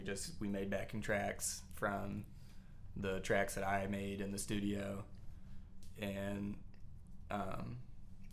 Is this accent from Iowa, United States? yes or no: no; Alabama, United States; moved away as an adult; now in Nashville, United States; I moved from Alabama, which is my home state.